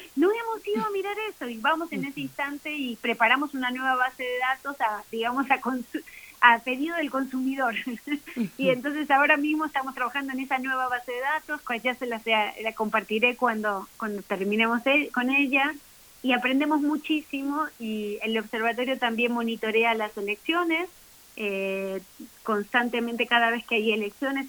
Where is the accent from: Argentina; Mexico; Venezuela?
Mexico; como mexicanos y mexicanas